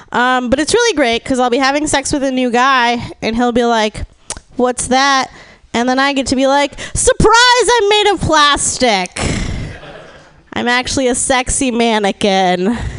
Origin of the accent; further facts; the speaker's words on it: Austin, Texas, United States; I'm from Austin, Texas.